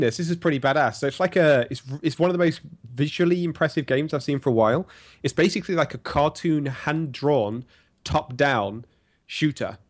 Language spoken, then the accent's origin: English; England, United Kingdom; as an Englishman